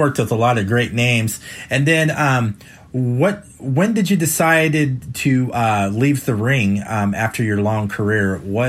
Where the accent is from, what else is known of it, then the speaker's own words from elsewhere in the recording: California, United States; I grew up in California